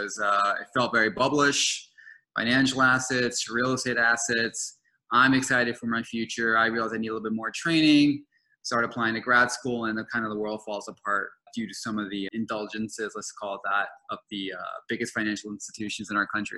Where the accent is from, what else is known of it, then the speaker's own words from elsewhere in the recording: New Orleans, Louisiana, United States; I am currently in my hometown of New Orleans, riding out this pandemic